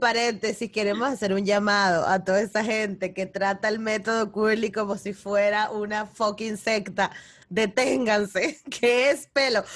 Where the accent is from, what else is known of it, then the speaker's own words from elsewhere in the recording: Venezuela; moved away; yo que vengo de Venezuela